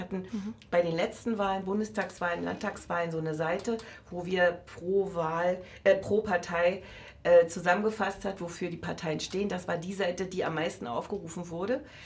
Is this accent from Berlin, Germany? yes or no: yes; Berlin, Germany; also born or lived in Brandenburg; ich bin äh, zum Beispiel von Herzen eine Berlinerin, deren Familie immer zwischen Altmark und Neumark gelebt hat, die letzten 200 Jahre.